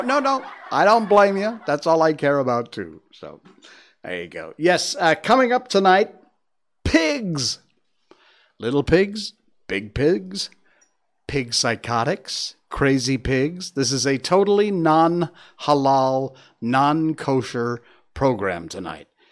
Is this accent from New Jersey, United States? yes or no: no; Connecticut, United States; Connecticut. That's my home state